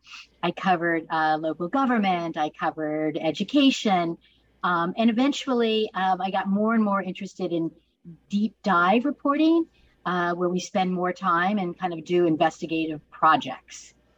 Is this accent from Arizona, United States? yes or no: yes; Tucson, Arizona, United States; moved away; So I'm from Tucson, Arizona